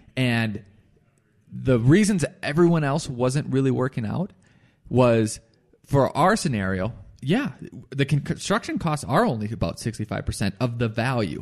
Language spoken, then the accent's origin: English; Firestone, Colorado, United States; Firestone, my hometown